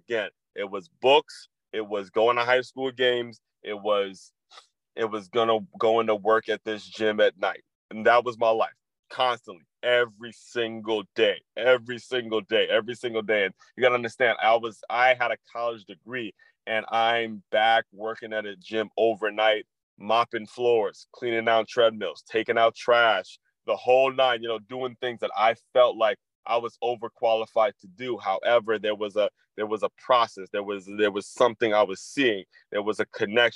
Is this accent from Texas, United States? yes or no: no; Silver Spring, Maryland, United States; the house I grew up in Silver Spring, Maryland